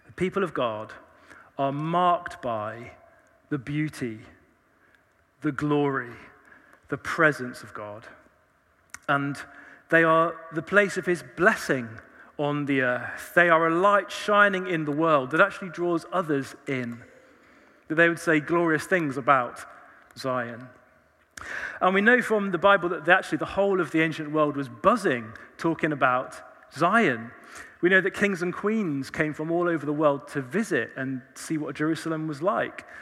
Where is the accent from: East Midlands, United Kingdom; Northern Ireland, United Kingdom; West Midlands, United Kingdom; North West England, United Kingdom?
East Midlands, United Kingdom; Leicester; moved away as an adult; now in Oxford, United Kingdom; I was born in Leicester